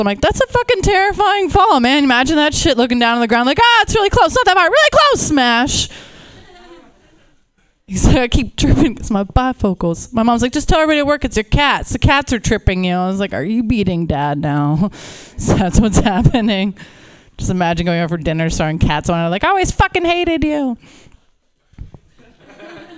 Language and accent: English; Pittsburgh, Pennsylvania, United States; now in Los Angeles, United States; I live in LA. I'm originally from Pittsburgh